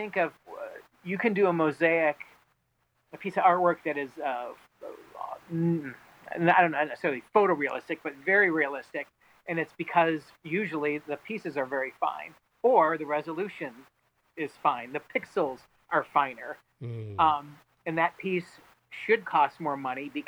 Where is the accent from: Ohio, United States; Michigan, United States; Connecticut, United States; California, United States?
Michigan, United States; Detroit; moved away as an adult; now in Chicago, United States; I'm originally from Detroit